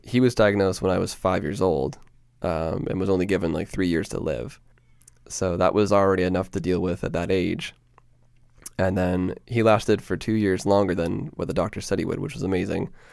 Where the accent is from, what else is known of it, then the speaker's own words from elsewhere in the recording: Peterborough, Ontario, Canada; moved away as an adult; now in Toronto, Canada; I was born and raised in Peterborough, Ontario